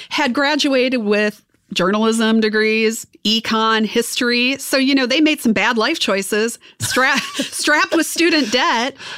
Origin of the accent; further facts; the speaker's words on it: Wisconsin, United States; I'm from Wisconsin. You know, we're corn fed